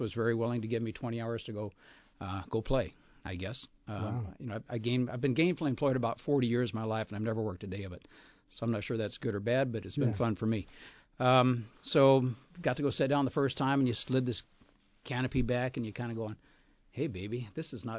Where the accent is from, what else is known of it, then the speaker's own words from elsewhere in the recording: Scottsdale, Arizona, United States; I grew up in Scottsdale, Arizona, a long time ago